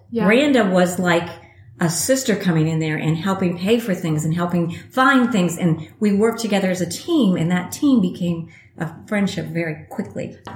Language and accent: English; Miami, Florida, United States; now in Pensacola, United States; I am from Florida, but not from Pensacola. I was born in South Florida in Miami and have moved a lot in my life